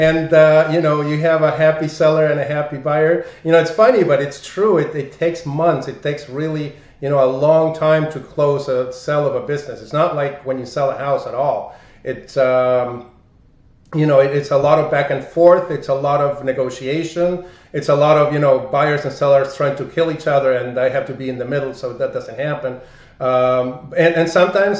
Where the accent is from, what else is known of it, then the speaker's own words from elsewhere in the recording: Argentina; English is a second language; moved away as an adult; also born or lived in Buenos Aires; now in United States; I'm from Argentina